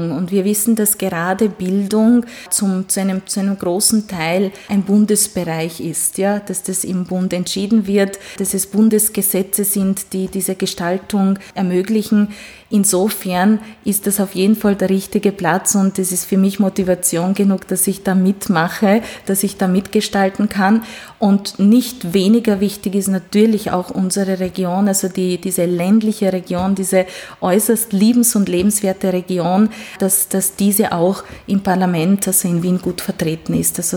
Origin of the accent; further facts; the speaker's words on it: Hungary; born there; first language Hungarian; German is a second language; dass ich gebürtige Ungarin bin und auch wenn manche meiner Vorfahren eben Sachsen oder Schwaben sind, sind, äh, die Sprache, die wir zu Hause gesprochen haben, war doch Ungarisch.